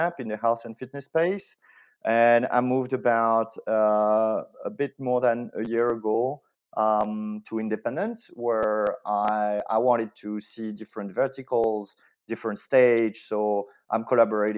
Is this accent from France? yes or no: yes; France; accent: French; English is a second language; moved away as an adult; now in Spain; I'm French. This is something that is really hard to hide, obviously, especially like on voice only. So I was born in France.